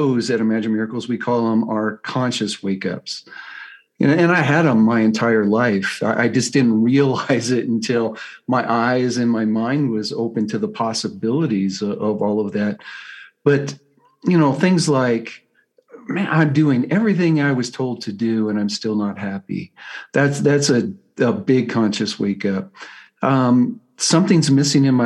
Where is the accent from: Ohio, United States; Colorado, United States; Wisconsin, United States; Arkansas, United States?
Colorado, United States; I'm from Colorado, USA